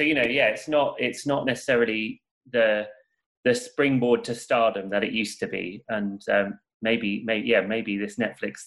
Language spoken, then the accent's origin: English; Portsmouth, South East England, United Kingdom; I grew up in Portsmouth, which is like a services town